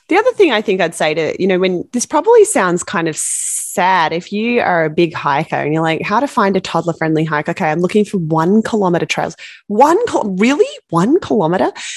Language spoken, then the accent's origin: English; Australia; I'm from Australia